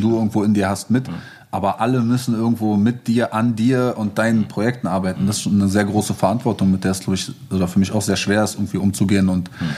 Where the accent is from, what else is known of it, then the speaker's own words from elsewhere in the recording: Berlin, Germany; Ich bin irgendwie in Moabit aufgewachsen